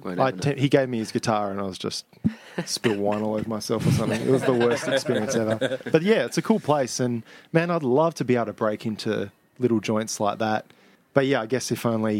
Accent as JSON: {"language": "English", "town": "Bunbury", "region": "Western Australia", "country": "Australia", "tie": "born or raised there", "moved": "yes", "lives_now": "Perth, Australia", "said": "I grew up in Bunbury?"}